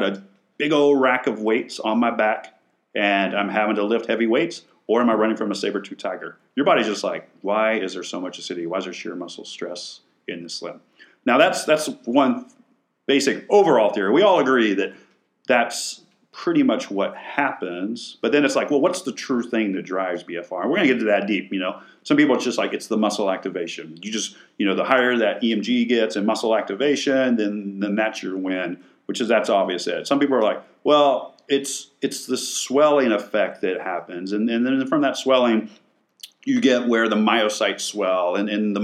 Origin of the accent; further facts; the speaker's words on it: West Texas, United States; now in San Antonio, United States; I'm from West Texas